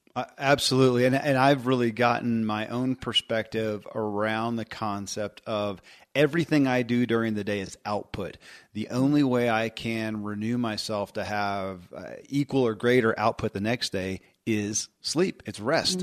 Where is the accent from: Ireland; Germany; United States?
United States; Kentucky; born or raised there